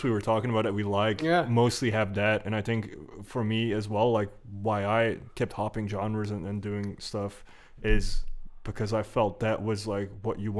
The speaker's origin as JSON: {"language": "English", "town": "Antwerp", "region": "Flanders", "country": "Belgium", "tie": "born or raised there", "said": "I'm from Antwerp, yeah, but I grew up just outside of the city"}